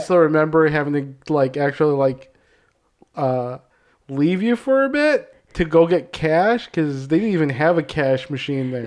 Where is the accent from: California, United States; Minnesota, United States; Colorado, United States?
Minnesota, United States; Hopkins; I grew up in Hopkins